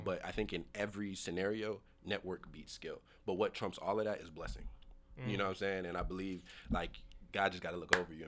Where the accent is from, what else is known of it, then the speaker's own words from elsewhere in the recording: the South, United States; And I'm from the South.